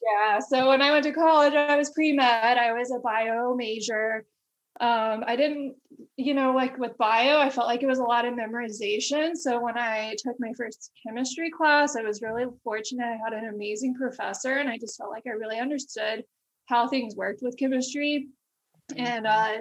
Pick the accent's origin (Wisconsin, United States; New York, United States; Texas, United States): Texas, United States; Amarillo; I'm originally from Amarillo, Texas. It's in um, West Texas and a small city um, and uh, so just was born and raised there